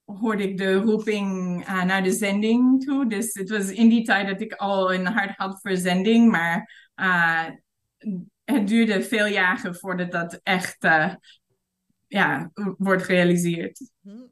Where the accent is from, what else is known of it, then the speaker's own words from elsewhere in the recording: Vancouver, British Columbia, Canada; Dutch is a second language; moved away as an adult; also born or lived in England; now in Thailand; ik ben geboren in Vancouver en opgegroeid in de stad.